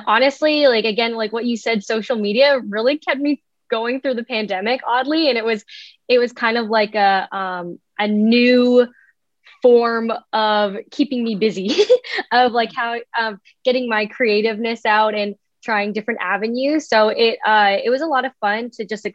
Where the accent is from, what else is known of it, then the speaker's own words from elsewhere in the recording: Canada; now in Los Angeles, United States; originally I'm from Canada and I'm living out in LA.